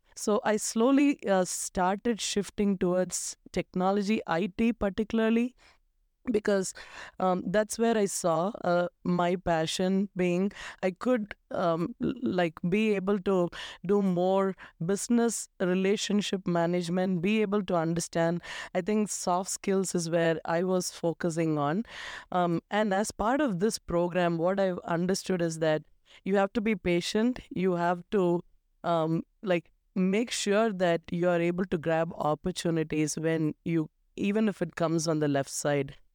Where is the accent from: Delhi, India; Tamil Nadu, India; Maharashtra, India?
Tamil Nadu, India; Coimbatore; moved away as an adult; also born or lived in Kerala; now in United States; I was born in, um, South India, the southernmost part, um, in Tamil Nadu, Coimbatore. Um, I'm basically from Kerala